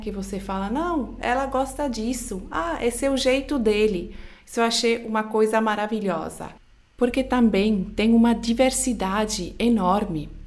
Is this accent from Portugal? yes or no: no; Switzerland; Portuguese is a second language; now in Brazil; No meu país, onde eu nasci, na Suíça